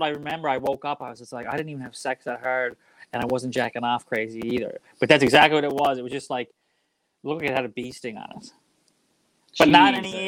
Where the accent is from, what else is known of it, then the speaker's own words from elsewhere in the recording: Waterford, Nova Scotia, Canada; moved away as an adult; also born or lived in Alberta; now in Vancouver, Canada; I'm from the Waterford, Cape Breton